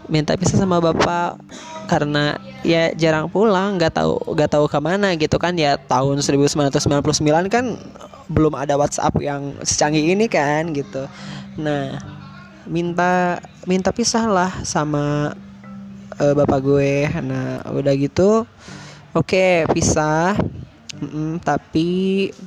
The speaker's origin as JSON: {"language": "Indonesian", "town": "Majalaya", "region": "West Java", "country": "Indonesia", "tie": "born there", "said": "gue lahir di di Bandung nih ya khususnya daerah Majalaya ya nah di Majalaya."}